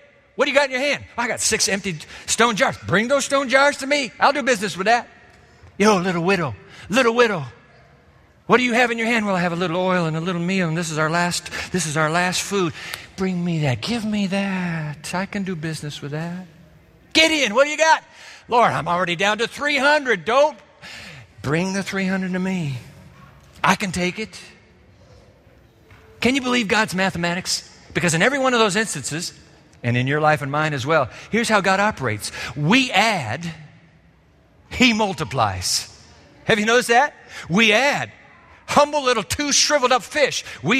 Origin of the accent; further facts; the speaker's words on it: Japan; As a boy, you know, growing up in Japan, I was fascinated with the fish markets because Japan is a sea-bound nation